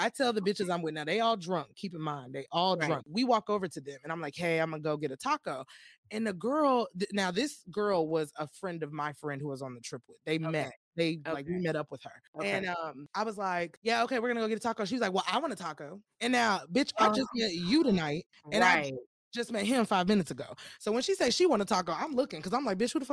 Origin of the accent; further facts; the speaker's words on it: Austin, Texas, United States; I was just in Austin. I was like, that's my hometown.